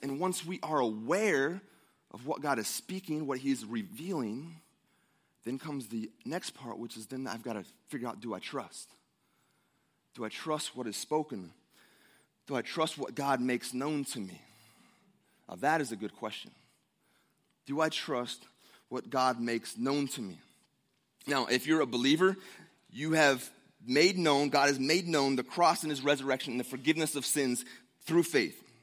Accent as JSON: {"language": "English", "region": "Ohio", "country": "United States", "tie": "born or raised there", "moved": "yes", "said": "I grew up in Ohio, the, the great Ohio, right? The Buckeye State"}